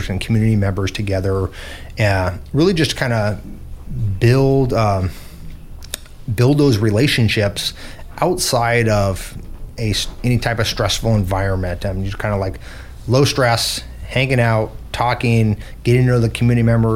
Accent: Ketchikan, Alaska, United States; now in Juneau, United States; I grew up in Southeast Alaska, specifically in Ketchikan

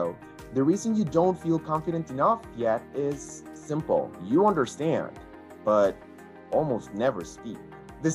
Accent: Costa Rica; first language English and Spanish; Costa Rica, born and based, I was blessed with the opportunity to learn both English and Spanish growing up in a fully bilingual family

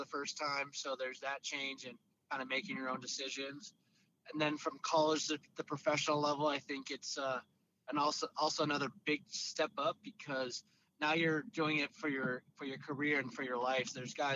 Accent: San Diego, California, United States; moved away as an adult; also born or lived in Akron, Ohio; I grew up in San Diego, nice, sunny, good weather

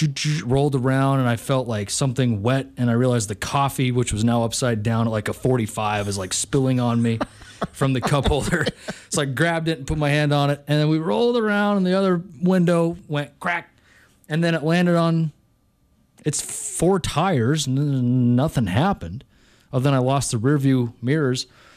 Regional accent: Montana, United States; You'd think I wasn't born and raised in Montana.

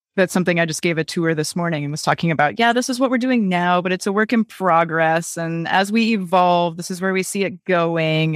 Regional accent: Wisconsin, United States; I grew up in Wisconsin

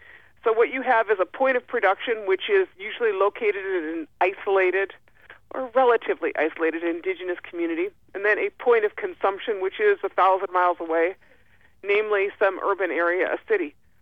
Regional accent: White Earth Reservation, northern Minnesota, United States; I'm Ojibwe from the White Earth Reservation in northern Minnesota.

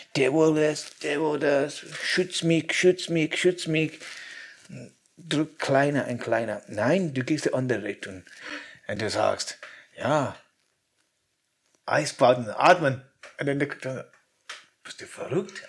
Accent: Scotland, United Kingdom; German is a second language; moved away; ich will zurück zu meiner Heimat, zum Schottland.

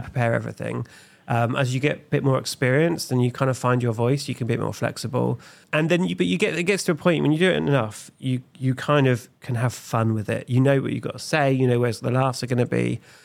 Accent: Felixstowe, East of England, United Kingdom; moved away as an adult; also born or lived in Nottingham; I was born in Felixstowe, the sunny capital of Suffolk

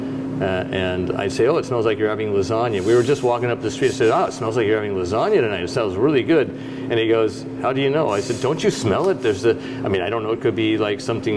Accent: Seattle, Washington, United States; moved away; also born or lived in Chicago; I grew up on Capitol Hill in Seattle

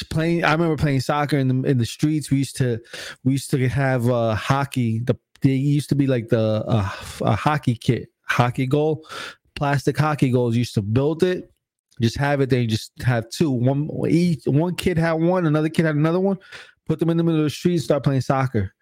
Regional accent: Newark, New Jersey, United States; I'm from Newark, New Jersey, so we used to have this big skating ring

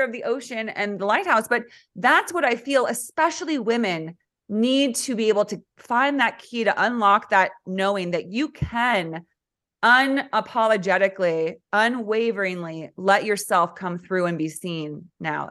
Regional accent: California, United States; also born or lived in central Oregon; now in Oregon, United States; I'm from California. So, and now I'm living in central Oregon

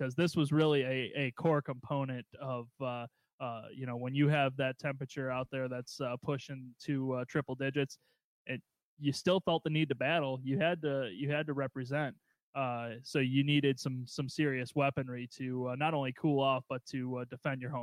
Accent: Waukegan, Illinois, United States; my growing up in Waukegan, yeah, we didn't have air conditioning in our first house.

